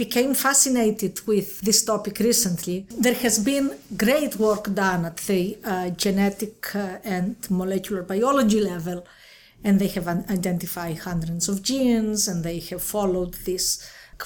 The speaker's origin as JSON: {"language": "English", "region": "Crete", "country": "Greece", "tie": "born or raised there", "also_born_or_lived": "Athens", "moved": "yes", "said": "I grew up in Crete, Greece"}